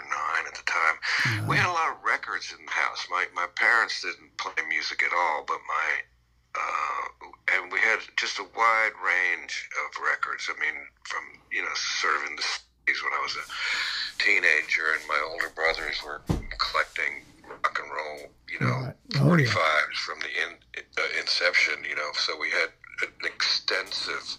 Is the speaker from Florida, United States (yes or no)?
no; Mount Vernon, New York, United States; moved away; I grew up in New York, just outside of the city, in Mount Vernon